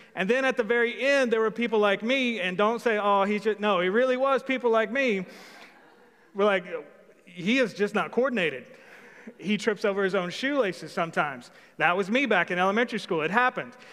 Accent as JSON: {"language": "English", "town": "Old Hickory", "region": "Tennessee", "country": "United States", "said": "I'm from Old Hickory"}